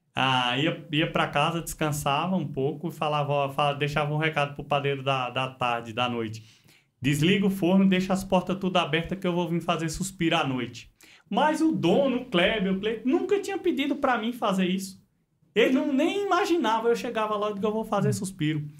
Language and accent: Portuguese; São Bento do Una, Pernambuco, Brazil; moved away as an adult; also born or lived in Paulínia; Nasci no Pernambuco